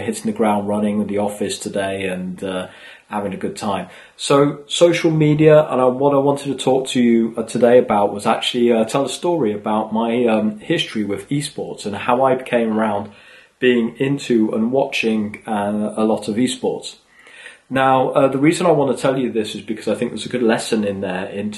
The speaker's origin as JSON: {"language": "English", "region": "England", "country": "United Kingdom", "tie": "born or raised there", "also_born_or_lived": "Sweden", "moved": "yes", "said": "as I was growing up in England"}